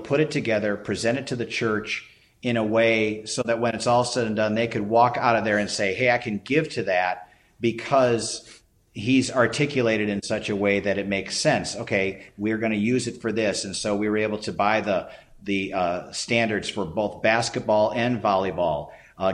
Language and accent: English; Chicago, Illinois, United States; moved away as an adult; also born or lived in Clarks Summit, Pennsylvania / Decatur, Illinois; now in Warrenton, United States; Born and raised in Chicago